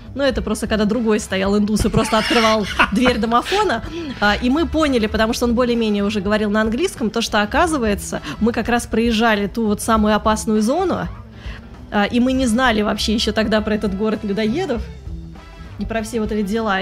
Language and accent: Russian; Saint Petersburg, Russia; moved away as an adult; now in Moscow, Russia; я сама петербурженка